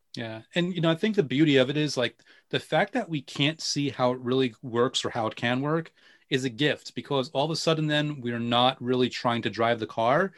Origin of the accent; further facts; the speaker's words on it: New York, United States; I'm a New Yorker